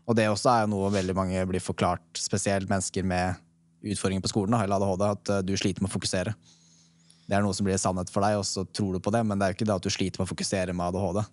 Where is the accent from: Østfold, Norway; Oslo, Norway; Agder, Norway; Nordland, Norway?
Oslo, Norway; jeg er fra Oslo